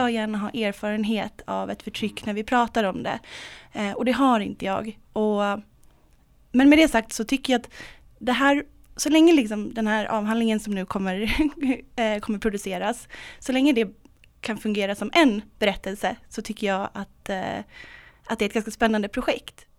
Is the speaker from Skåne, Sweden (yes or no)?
no; Stockholm, Stockholm County, Sweden; jag kommer själv från Stockholm, jag är uppvuxen i Vällingby